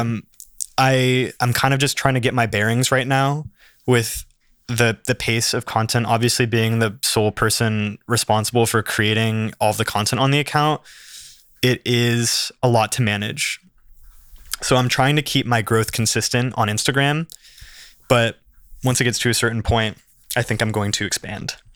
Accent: Santa Barbara, California, United States; I grew up here in Santa Barbara, born in Santa Barbara College Hospital, went to school here, spent my whole life here

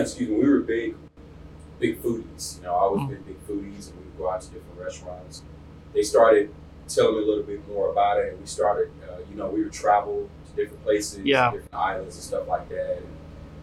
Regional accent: Houston, Texas, United States; moved away as an adult; also born or lived in Africa / Atlanta; I born and raised in Southwest Houston

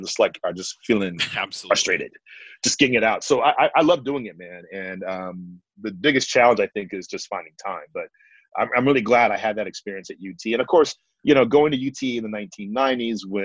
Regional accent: England, United Kingdom; now in Austin, United States; I grew up in England in the 1980s

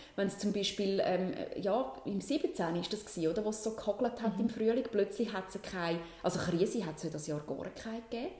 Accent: Switzerland; bei uns in der Schweiz

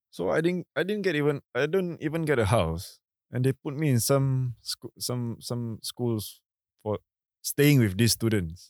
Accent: Singapore; being Singaporean

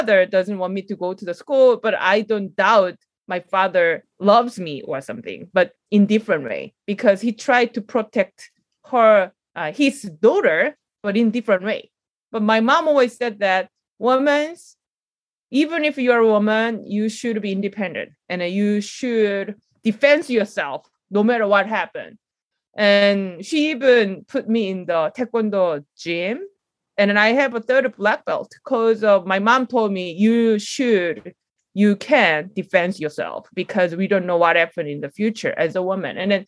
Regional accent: South Korea; I grew up a little bit of the rural area in Korea.

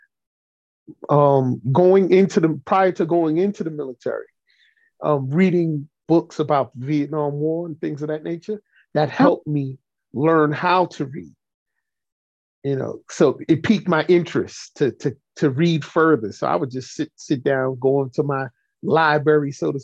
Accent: New York City, New York, United States; I was born and raised in Brooklyn

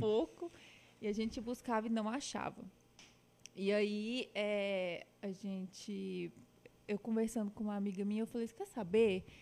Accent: Patos de Minas, Minas Gerais, Brazil; also born or lived in Uberlândia; Eu sou nascida em Uberlândia, mas mudei de lá muito novinha. E meus pais moram hoje em Patos de Minas. Eu morei uns 10 anos

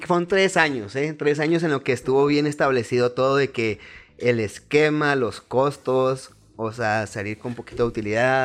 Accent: Chihuahua, Mexico; Nací aquí en Chihuahua, Chihuahua, tengo 29 años

